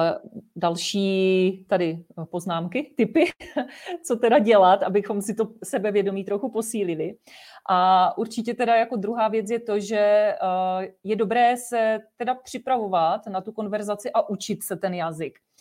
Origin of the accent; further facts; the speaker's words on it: Czechia; jsme Češi, byli jsme tady vychovávaní v našem českém prostředí